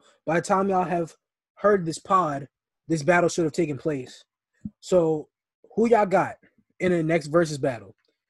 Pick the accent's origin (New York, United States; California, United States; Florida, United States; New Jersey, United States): New York, United States; we're from New York